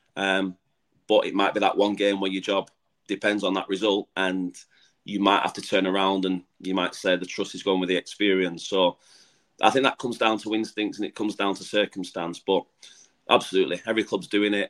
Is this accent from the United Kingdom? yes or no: yes; England, United Kingdom; moved away as an adult; now in Gibraltar; I've come in as the Englishman.